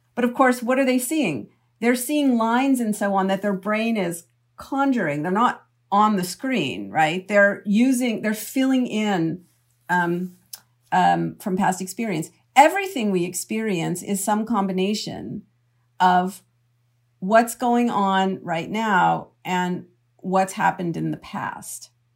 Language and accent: English; Canada; now in United States; I'm from Canada originally